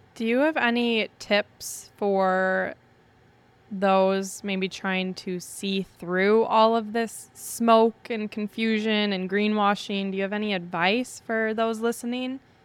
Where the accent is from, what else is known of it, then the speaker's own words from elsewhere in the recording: Wisconsin, United States; I'm from Wisconsin. So I'm from an area where people are shy to ask for anything